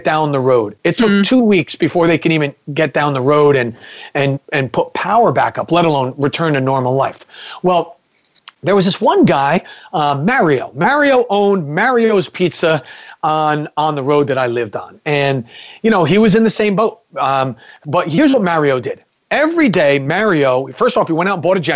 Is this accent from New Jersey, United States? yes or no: yes; New Jersey, United States; I'm from New Jersey